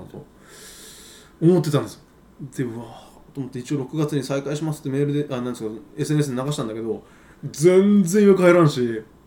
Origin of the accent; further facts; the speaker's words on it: Kumamoto, Japan; now in Beppu, Japan; 俺あの熊本出身なんで